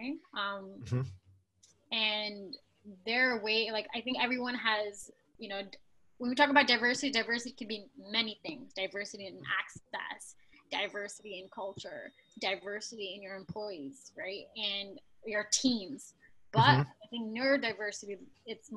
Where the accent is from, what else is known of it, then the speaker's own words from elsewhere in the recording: New York City, New York, United States; also born or lived in Bangladesh; I was born in Bangladesh, it's a developing country, and I grew up in New York City